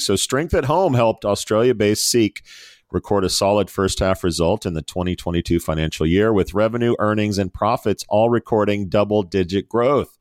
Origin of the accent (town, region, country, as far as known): United States